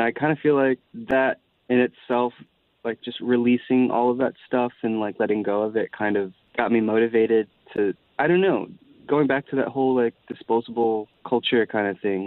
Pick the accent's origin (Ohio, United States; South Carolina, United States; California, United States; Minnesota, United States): South Carolina, United States; Columbia; I am a country boy. I am from South Carolina.